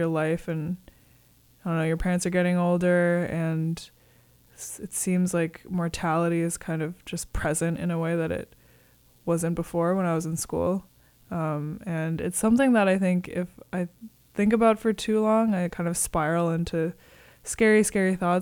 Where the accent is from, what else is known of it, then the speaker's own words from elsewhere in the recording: Connecticut, United States; now in San Francisco, United States; I'm also from New England. I'm from Connecticut.